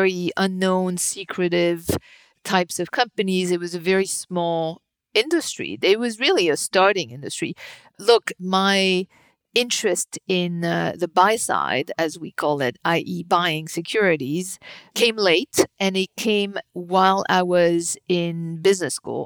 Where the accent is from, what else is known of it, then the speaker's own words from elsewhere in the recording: suburb of Paris, Île-de-France, France; moved away as an adult; also born or lived in New York; I was born and raised in France, in the suburb of Paris